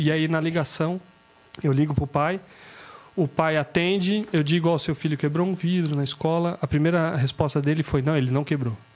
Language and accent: Portuguese; Itajaí, Santa Catarina, Brazil; eu sou de Itajaí